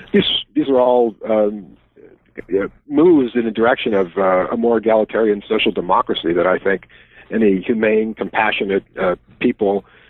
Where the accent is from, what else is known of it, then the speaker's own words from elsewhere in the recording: Wisconsin, United States; As in my home state, yes.